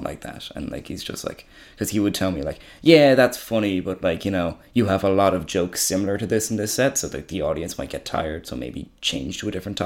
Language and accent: English; Ireland; I'm from fucking Wicklow.